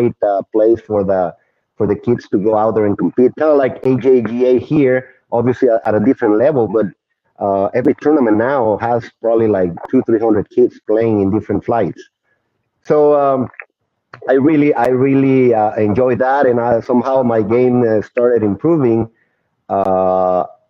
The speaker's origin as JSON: {"language": "English", "town": "Saltillo", "region": "Coahuila", "country": "Mexico", "moved": "yes", "lives_now": "San Antonio, United States", "said": "I'm originally from Saltillo, Mexico, really close to Monterey, about 45 minutes going west"}